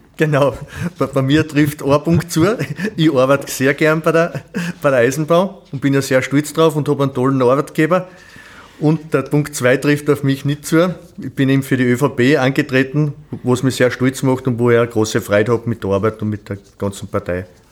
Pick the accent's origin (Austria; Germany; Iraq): Austria; Sölztal, Styria; Ich bin geboren in Selstal, bin zur Schule in Selstal und in Atmung gegangen